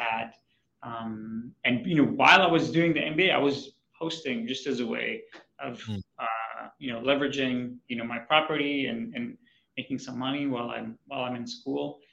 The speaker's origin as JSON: {"language": "English", "country": "Israel", "also_born_or_lived": "New York City / Boston / Honolulu", "moved": "as an adult", "said": "So I'm from Israel"}